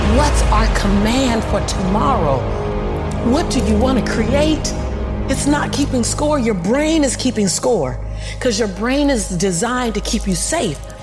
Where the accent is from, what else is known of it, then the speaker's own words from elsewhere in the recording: Los Angeles, California, United States; born and raised in South Central